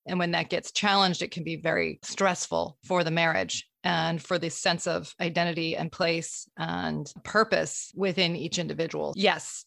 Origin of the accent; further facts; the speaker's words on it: Vermont, United States; I was born in Vermont